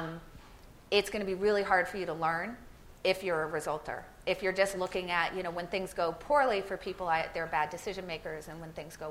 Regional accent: Philadelphia, Pennsylvania, United States; I'm from Philadelphia

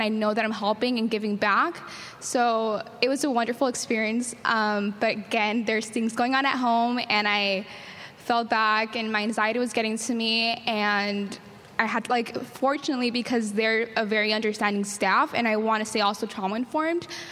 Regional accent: San Diego, California, United States; I'm from City Heights

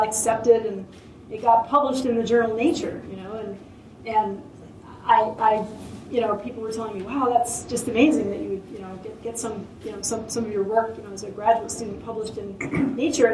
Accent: Hilo, Hawaii, United States; moved away; I grew up in Hilo, Hawaii

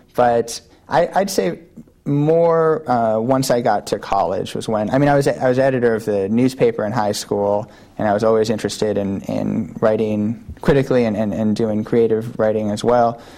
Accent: New York City, New York, United States; moved away as an adult; also born or lived in Brooklyn; now in San Francisco, United States; I was born and raised in New York City, in Manhattan

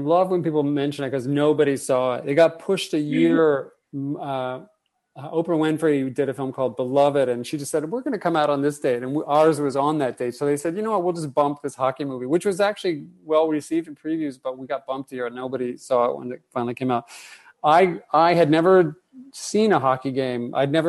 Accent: New Mexico, United States; Because for me, growing up in New Mexico next to Texas, every town had its high school football team and lived and died on the success of that team

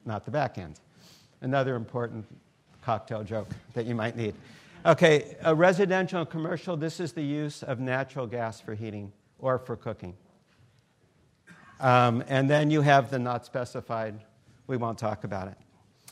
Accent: Stockton, California, United States; I grew up in Stockton in the middle there

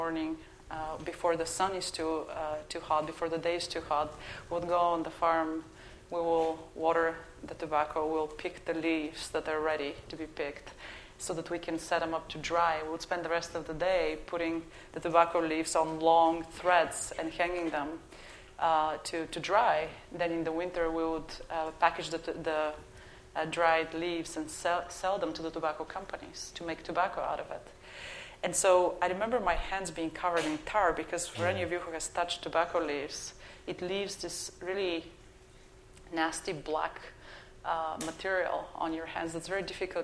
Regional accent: Bulgaria; accent: Bulgarian; moved away as an adult; now in United States; the accent is from Bulgaria.

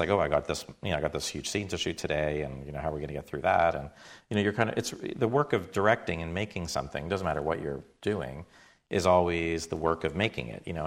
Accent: Toronto, Ontario, Canada; I grew up in Toronto

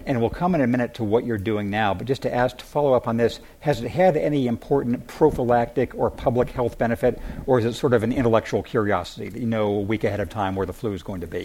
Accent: Redlands, California, United States; moved away; I grew up in the Redlands

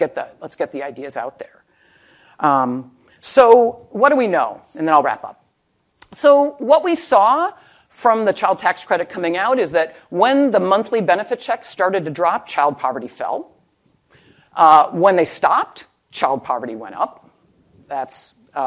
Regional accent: Wisconsin, United States; I'm from Wisconsin

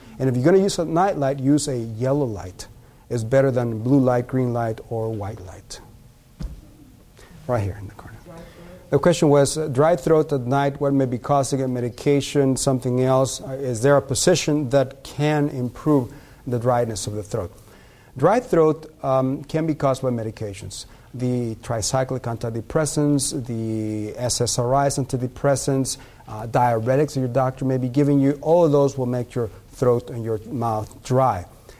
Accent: Mexico; now in United States; And that when Mexicans come from Mexico, you know, I'm a Mexican, we came from Mexico, become more Americanized, now we have the same problems.

